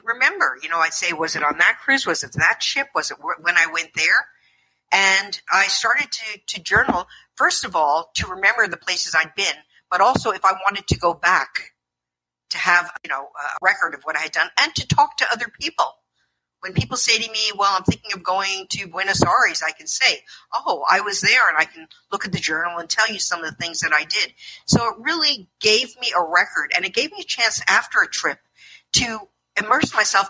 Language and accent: English; New Jersey, United States; moved away; also born or lived in Toronto; all the years when I was growing up in New Jersey